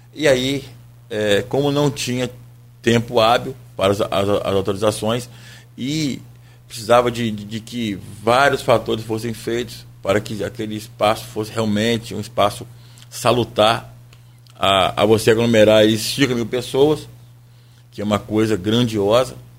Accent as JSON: {"language": "Portuguese", "country": "Brazil", "said": "Nós somos brasileiros"}